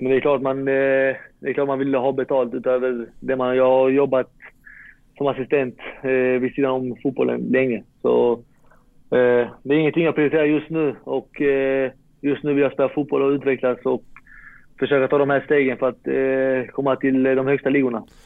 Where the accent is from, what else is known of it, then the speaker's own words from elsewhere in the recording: Malmö, Skåne, Sweden; moved away as an adult; now in Varberg, Sweden; jag är från Malmö